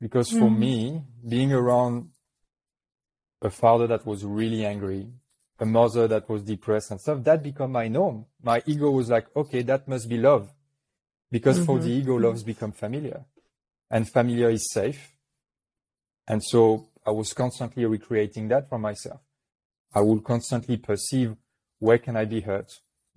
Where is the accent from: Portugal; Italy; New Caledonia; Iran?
New Caledonia; accent: French; English is a second language; I was born in New Caledonia, which is a little French island in the Pacific.